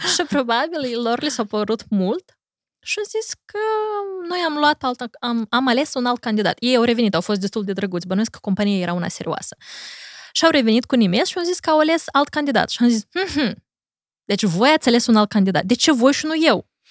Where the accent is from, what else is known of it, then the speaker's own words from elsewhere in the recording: Corjeuți, Briceni District, Moldova; moved away as an adult; also born or lived in United States; eu am petrecut cam patru luni de zile în satul meu natal, Corșeuți